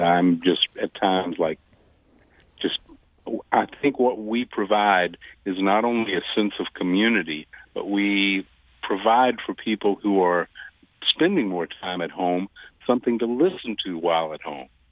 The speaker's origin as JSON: {"language": "English", "region": "Deep South", "country": "United States", "moved": "yes", "lives_now": "St. Louis, United States", "said": "I was from the Deep South."}